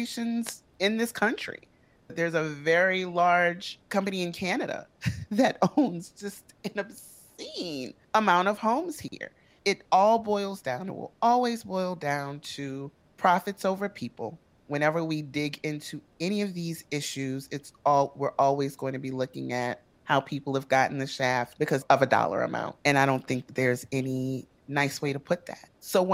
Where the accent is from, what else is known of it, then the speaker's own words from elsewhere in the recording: New Orleans, Louisiana, United States; moved away as an adult; I'm from New Orleans, so everything is north for me